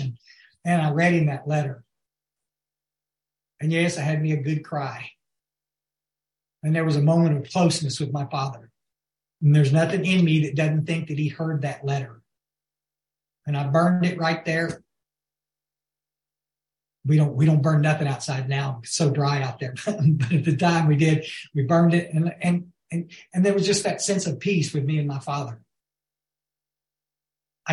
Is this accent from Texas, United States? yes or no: yes; West Texas, United States; also born or lived in Guadalupe River, Texas; We were raised born out in West Texas.